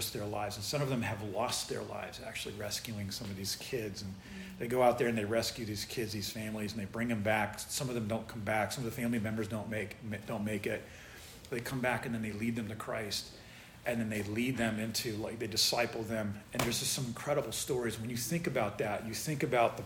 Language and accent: English; United States; in the United States, we have it so good. We're so blessed here